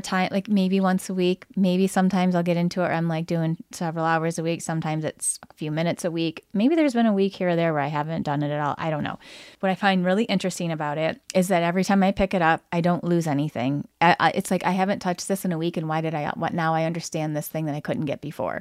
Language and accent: English; Lansing, Michigan, United States; when I grew up in the Lansing